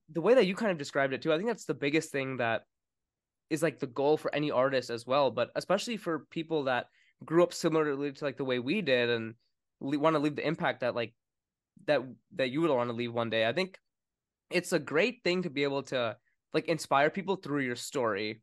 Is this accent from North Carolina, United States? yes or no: yes; Winston-Salem, North Carolina, United States; also born or lived in New York; I was born in New York, and then we moved to Winston-Salem, North Carolina